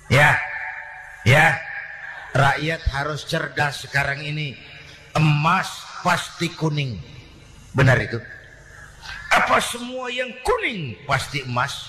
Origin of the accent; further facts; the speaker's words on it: Jakarta, Indonesia; born there; Bahwa saya lahir di Jakarta itu sih kebetulan.